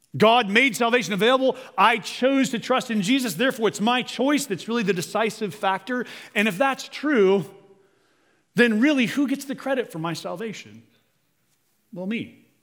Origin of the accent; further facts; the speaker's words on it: United States; As modern American people